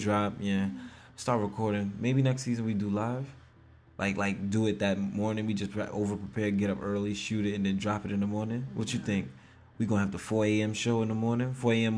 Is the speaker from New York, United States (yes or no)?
yes; New York, United States; I'm from New York